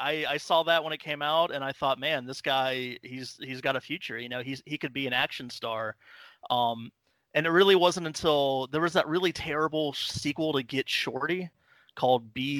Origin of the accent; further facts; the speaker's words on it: Atlanta, Georgia, United States; I'm from Atlanta.